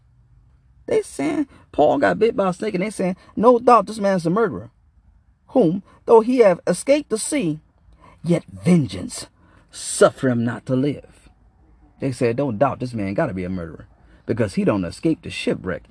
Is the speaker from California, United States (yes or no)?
no; Arkansas, United States; now in Michigan, United States; I'm from Arkansas